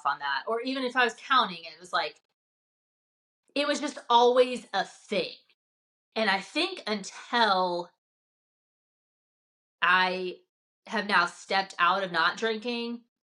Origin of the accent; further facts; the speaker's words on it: the South, United States; I'm growing up in the South in a faith-based home.